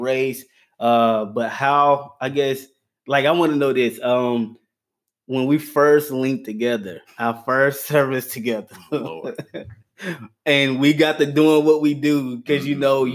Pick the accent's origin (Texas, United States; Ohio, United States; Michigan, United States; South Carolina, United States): South Carolina, United States; Gaffney; I'm um, born and raised in Gaffney, South Carolina